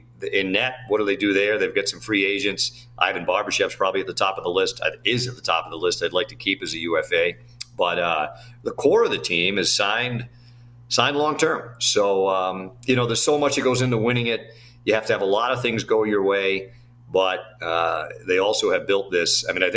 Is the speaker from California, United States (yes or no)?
no; Boston area, Massachusetts, United States; moved away; I'm from the Boston area